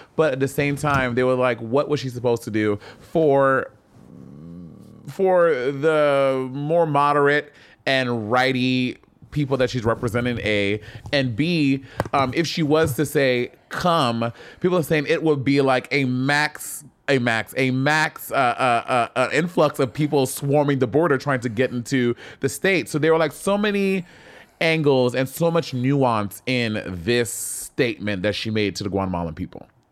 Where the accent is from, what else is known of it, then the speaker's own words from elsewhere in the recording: St. Lucia; I grew up in Saint Lucia